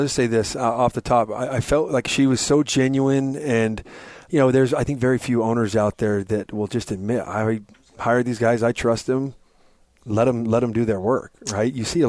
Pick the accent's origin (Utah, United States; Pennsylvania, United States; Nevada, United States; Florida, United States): Utah, United States; I was from Utah